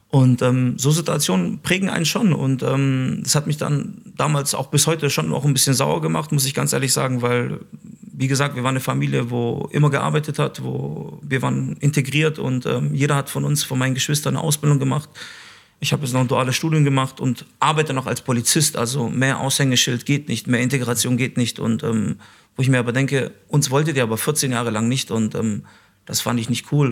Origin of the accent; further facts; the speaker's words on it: Stuttgart, Baden-Württemberg, Germany; also born or lived in Mitrovica, Kosovo; so sehe ich mich tatsächlich als albanischen äh, Schwaben